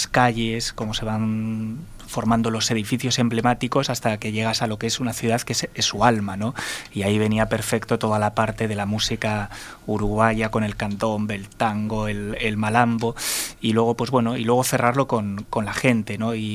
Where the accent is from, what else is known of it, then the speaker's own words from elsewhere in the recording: Basque Country, Spain; ya que yo soy vasco y vengo de ahí